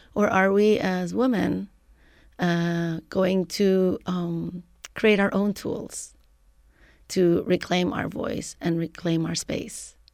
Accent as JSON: {"language": "English", "country": "Lebanon", "moved": "as an adult", "lives_now": "San Francisco, United States", "said": "I am originally from Lebanon. I came to the U S as a graduate student"}